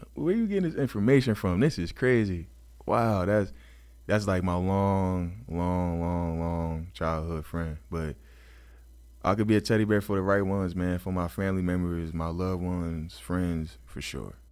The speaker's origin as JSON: {"language": "English", "region": "New Jersey", "country": "United States", "tie": "born or raised there", "said": "I'm from New Jersey"}